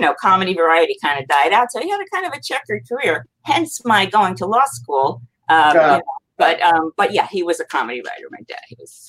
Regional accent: New York, United States; moved away; also born or lived in Los Angeles; I'm from New York and had a theater background

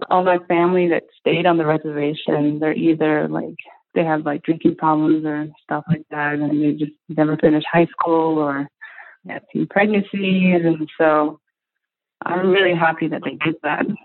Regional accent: Arizona, United States; So my parents, uh, they're from, but we're from the Navajo Nation, which is a reservation that's in like Mexico, mostly Arizona.

